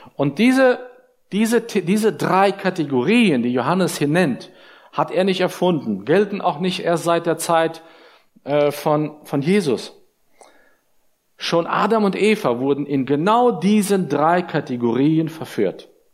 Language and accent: German; Germany; uns als Deutsche